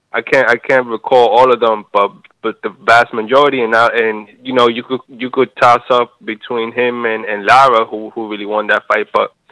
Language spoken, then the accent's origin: English; Fort Myers, Florida, United States; No, I'm from Fort Myers. I don't know why it says Minnesota. I'm from Florida.